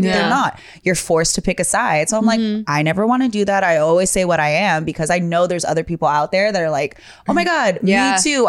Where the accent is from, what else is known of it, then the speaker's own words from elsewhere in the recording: Hawaii, United States; moved away; also born or lived in Bay Area, California; I grew up in a very mixed household. Like, Hawaiian style is different than Hawaiian. Hawaiian style is I was speaking like Tagalog and Japanese, Chinese, and had no idea. Like, I'm using these words regularly because that's like local style. Then I moved to the Bay Area